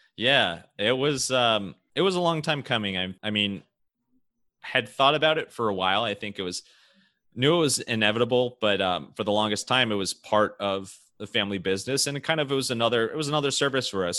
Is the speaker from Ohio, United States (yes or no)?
yes; Cleveland, Ohio, United States; I'm from Cleveland